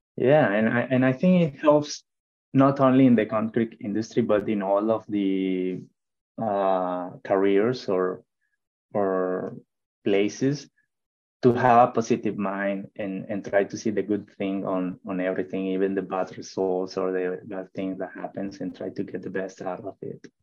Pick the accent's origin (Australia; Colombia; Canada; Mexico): Mexico; English is a second language; moved away as an adult; now in United States; i decided first to to go out of mexico